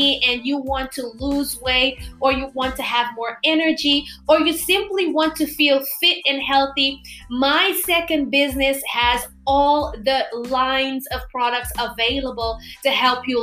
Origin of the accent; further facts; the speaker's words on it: Curaçao; first language Papiamento; English is a second language; I am from Curaçao, and I have a big audience that speaks my native language, Papiamento